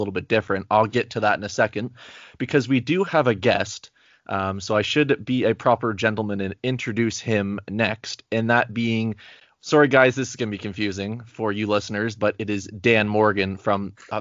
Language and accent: English; Canada; I'm Canadian, but everyone thinks I'm American